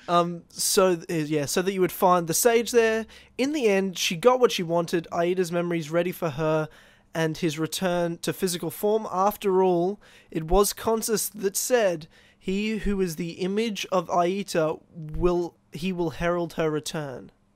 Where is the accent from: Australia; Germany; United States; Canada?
Australia; I'm from Australia